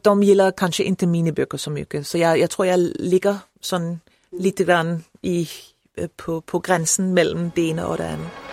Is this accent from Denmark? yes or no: yes; Copenhagen, Capital Region of Denmark, Denmark; Swedish is a second language; är jag född och uppvuxen i Köpenhamn och jag har alltid bott där